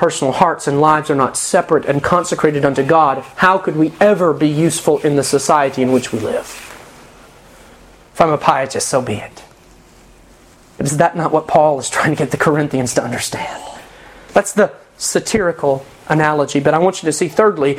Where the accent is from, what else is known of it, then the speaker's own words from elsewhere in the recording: United States; we live in an age, as American Christians